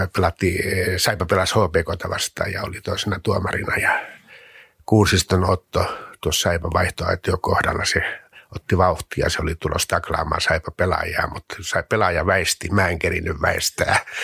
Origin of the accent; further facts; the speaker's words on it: Mikkeli, South Savo, Finland; Mikkelin maalaiskunnassa, noin 30 kilometriä Mikkelin kaupungista, Pajulan kylässä.